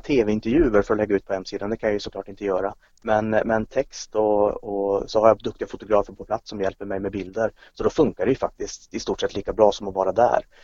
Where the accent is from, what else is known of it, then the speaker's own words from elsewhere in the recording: Kiruna, Norrbotten County, Sweden; now in Norrköping, Sweden; Jag är uppvuxen i Kiruna, det är visserligen 20 år sedan jag flyttade därifrån